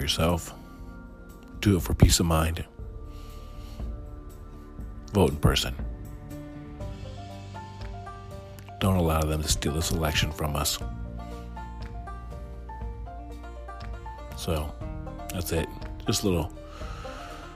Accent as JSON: {"language": "English", "country": "United States"}